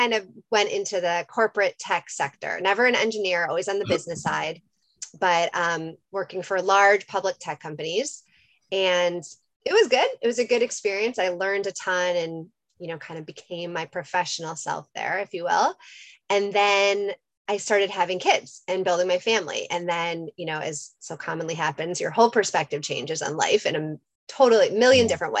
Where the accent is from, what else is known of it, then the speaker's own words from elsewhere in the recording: Chicago, Illinois, United States; moved away as an adult; also born or lived in Washington, District of Columbia, United States / North Carolina; now in Los Angeles, United States; I'm from Chicago, grew up there, went to undergrad